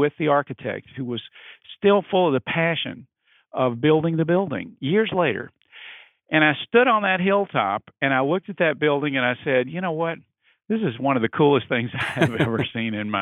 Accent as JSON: {"language": "English", "region": "Mississippi", "country": "United States", "tie": "born or raised there", "also_born_or_lived": "New Orleans, Louisiana / New York", "moved": "as an adult", "lives_now": "Washington, D.C., United States", "said": "practiced in my home state. And that state was Mississippi"}